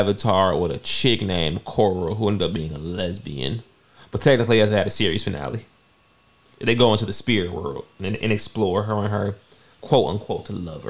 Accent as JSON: {"language": "English", "town": "Auburn Hills", "region": "Michigan", "country": "United States", "tie": "born or raised there", "also_born_or_lived": "Pontiac, Michigan", "said": "I was born in Pontiac. Pontiac is right next to Auburn Hills, but I was raised in Auburn Hills."}